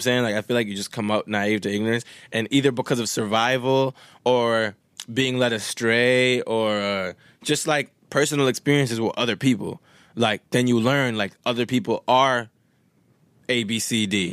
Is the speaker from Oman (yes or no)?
no; Winnipeg, Manitoba, Canada; first language Swahili; English is a second language; moved away; also born or lived in Wisconsin; one of my, uh, homies that I grew up with in Winnipeg